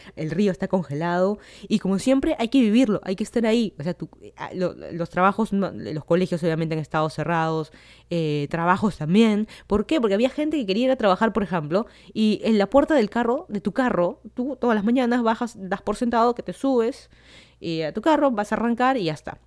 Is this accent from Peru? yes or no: yes; Lima, Peru; moved away as an adult; now in Miami, United States; yo soy de Lima, Perú. Me mudé hace casi dos años de Lima hacia Miami para hacer mi maestría